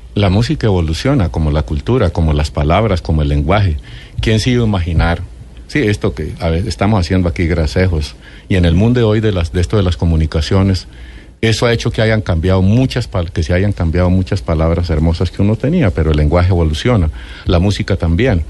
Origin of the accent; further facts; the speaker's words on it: Ráquira, Boyacá, Colombia; soy de Ráquira, Boyacá